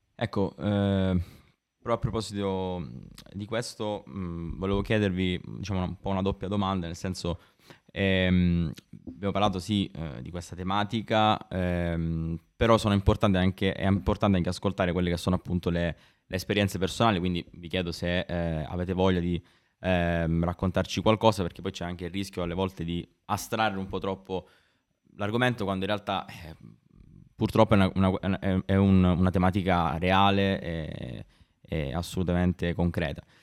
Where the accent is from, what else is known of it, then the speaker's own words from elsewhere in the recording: Sicily, Italy; io sono siciliano come te, ma non, non sono nato al nord